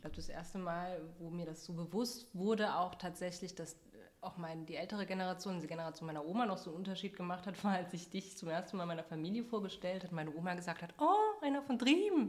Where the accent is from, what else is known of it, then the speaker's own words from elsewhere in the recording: Saarland, Germany; moved away as an adult; now in Halle, Germany; bin im Saarland aufgewachsen, habe dort Danny äh, kennengelernt und ja, irgendwann dann mit meinem Ehemann hier nach Halle gezogen